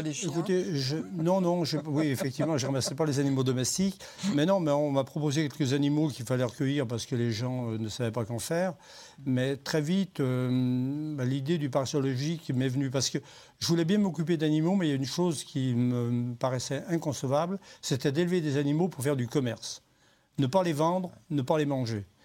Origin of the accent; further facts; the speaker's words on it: Saint-Joseph, Auvergne-Rhône-Alpes, France; also born or lived in Saint-Martin-en-Haut, Rhône; now in Saint-Martin-la-Plaine, France; Je, suis arrivé à Saint-Joseph euh, quand j'avais 7 ans